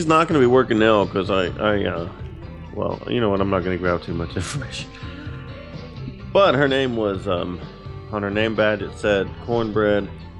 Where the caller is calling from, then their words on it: Norcross, Georgia, United States; I'm calling from Norcross, Georgia, with the corporate office with Waffle House.